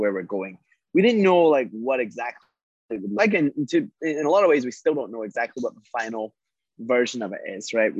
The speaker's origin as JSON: {"language": "English", "region": "Scotland", "country": "United Kingdom", "tie": "born or raised there", "said": "I grew up in Scotland."}